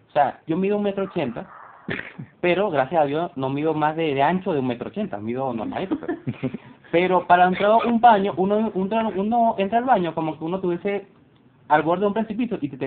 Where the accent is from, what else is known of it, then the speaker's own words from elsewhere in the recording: Colombia; te cuento que en el, en el buque que me vine de Colombia no había baño para hacer del dos.